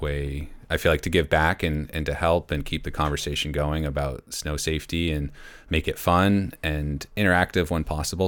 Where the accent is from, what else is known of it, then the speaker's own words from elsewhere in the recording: Mount Washington Valley, New Hampshire, United States; also born or lived in San Diego; I grew up here in the Mount Washington Valley